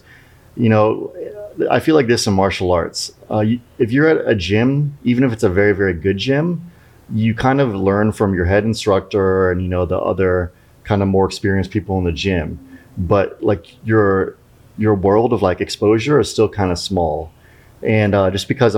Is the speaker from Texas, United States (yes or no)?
no; California, United States; moved away as an adult; also born or lived in Reno, Nevada; now in Austin, United States; growing up in California